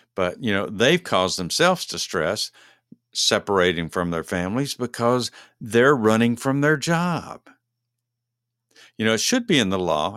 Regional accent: Texas, United States; moved away as an adult; now in Georgia, United States; I'm from Texas originally, but I haven't lived there in forty years.

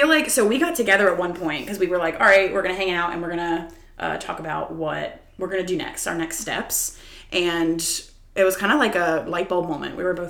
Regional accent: Wilmington, North Carolina, United States; also born or lived in New York; I am now back in my hometown, Wilmington, North Carolina. I'm technically living with my parents.

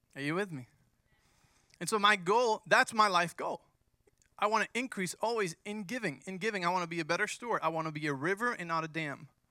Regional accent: Mexico; moved away; I grew up in Mexico

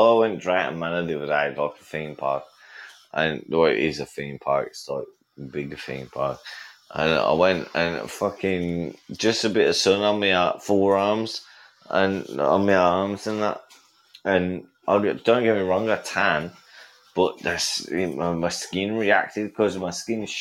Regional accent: England, United Kingdom; I get away with it as well because yeah. I'm English.

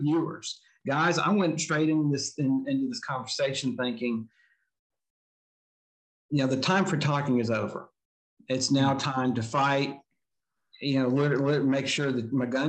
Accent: Huntsville, Alabama, United States; Originally, I'm from Huntsville, Alabama, but my roots come from Randolph County, Alabama. My parents were government workers.

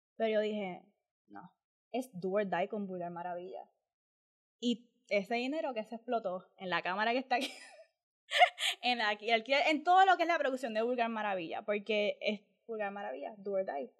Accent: Puerto Rico; como boricua

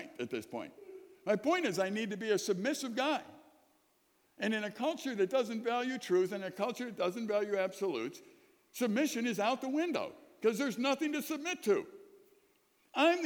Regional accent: Chicago, Illinois, United States; I grew up in Chicago, sirens all the time

